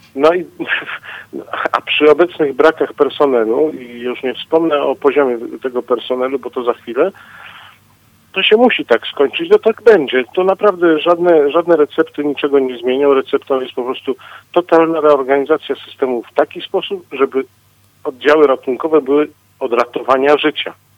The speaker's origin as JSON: {"language": "Polish", "town": "Katowice", "region": "Silesian Voivodeship", "country": "Poland", "said": "u nas w Katowicach"}